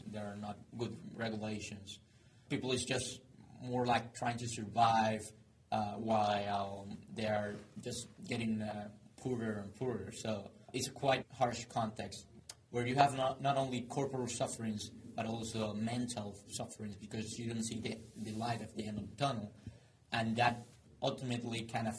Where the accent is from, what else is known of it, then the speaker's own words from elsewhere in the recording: Maracaibo, Zulia, Venezuela; My hometown, Maracaibo